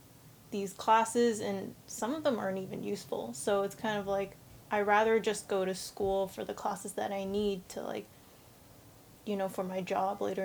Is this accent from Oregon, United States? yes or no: yes; Portland, Oregon, United States; I'm from Portland, Oregon